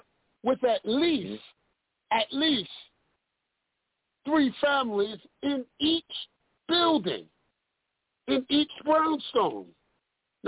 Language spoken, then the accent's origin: English; New York City, New York, United States; now in Detroit, United States; I'm from Brooklyn, New York. Bed-Stuy